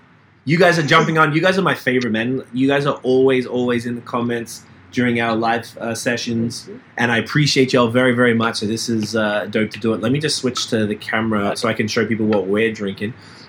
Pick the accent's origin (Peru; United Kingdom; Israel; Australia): Australia; Melbourne, Victoria; accent: Australian; moved away as an adult; now in Canada; I'm from Melbourne, Australia.